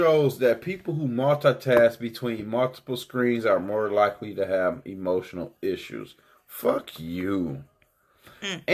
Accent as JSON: {"language": "English", "town": "Detroit", "region": "Michigan", "country": "United States", "said": "I'm from Detroit"}